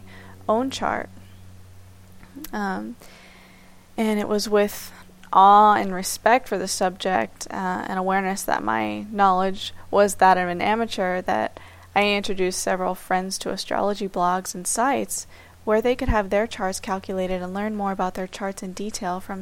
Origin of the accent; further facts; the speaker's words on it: Miami, Florida, United States; I'm from Miami, Florida, and I'm currently 27 years old